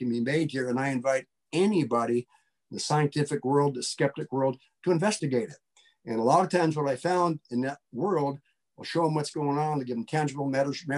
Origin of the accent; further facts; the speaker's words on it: Butte, Montana, United States; I grew up in Montana